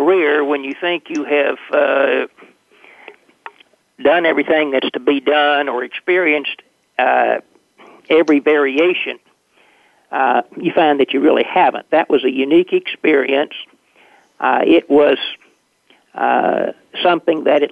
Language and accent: English; Nashville, Tennessee, United States; I was born and raised in Nashville, Tennessee